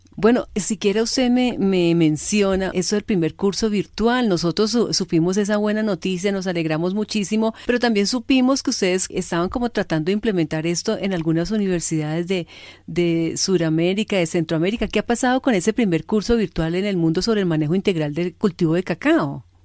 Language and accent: Spanish; Cali, Valle del Cauca, Colombia; soy de Cali